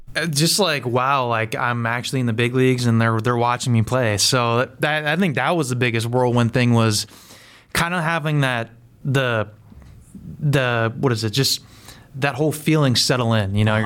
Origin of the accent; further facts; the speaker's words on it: Pennsylvania, United States; I'm from Pennsylvania, like I grew up in PA